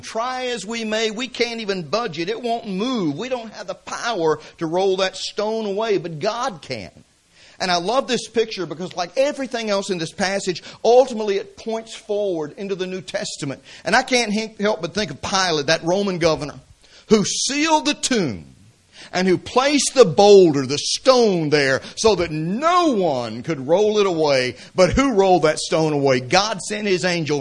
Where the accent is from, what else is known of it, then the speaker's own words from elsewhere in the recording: Atlanta, Georgia, United States; I grew up in the city. I grew up in Atlanta, Georgia.